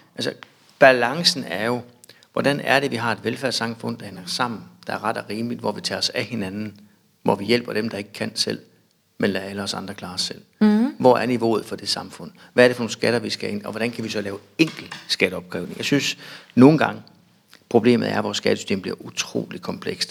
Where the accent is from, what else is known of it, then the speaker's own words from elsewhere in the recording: Bjerringbro, Central Denmark Region, Denmark; Jeg er opvokset lidt uden for Bjørnbro på en, øh, en gård